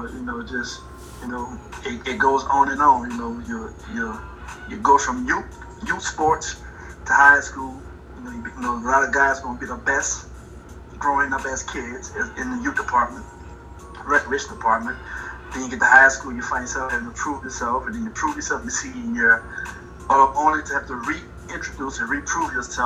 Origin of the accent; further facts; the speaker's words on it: LaPlace, Louisiana, United States; moved away as an adult; also born or lived in Orlando, Florida; I'm originally from La Place, Louisiana. Graduated from Destrehan High School